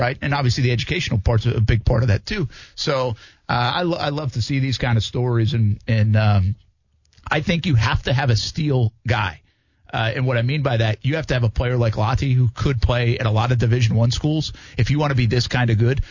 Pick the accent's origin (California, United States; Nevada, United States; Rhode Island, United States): Rhode Island, United States; moved away as an adult; also born or lived in Albany; I grew up in Rhode Island